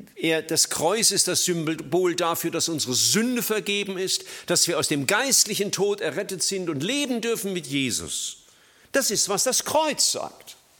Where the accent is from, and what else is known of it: Germany